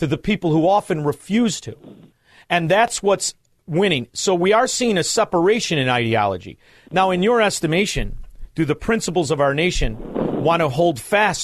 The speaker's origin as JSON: {"language": "English", "town": "Chicago", "region": "Illinois", "country": "United States", "said": "I'm from Chicago"}